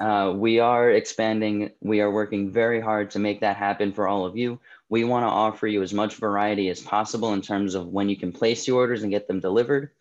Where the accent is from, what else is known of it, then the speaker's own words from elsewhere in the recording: New Jersey, United States; moved away as an adult; also born or lived in Delaware; now in Boston, United States; I'm originally from New Jersey, um, born and raised